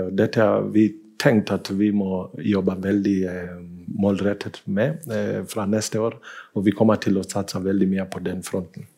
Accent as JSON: {"language": "Norwegian", "country": "Kenya", "moved": "yes", "lives_now": "Bergen, Norway", "said": "i Kenya, der jeg kommer fra"}